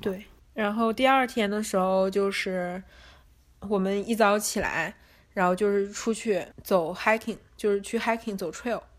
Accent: Northeast China, China; moved away as an adult; now in Los Angeles, United States; 我是东北人嘛

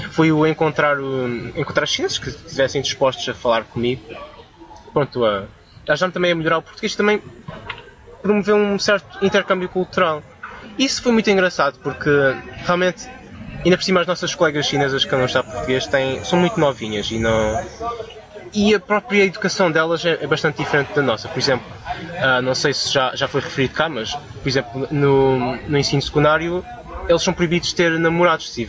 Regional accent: Macau; Eu sou originário de Macau. Na altura ainda era português, mas era uma província, é uma província na China

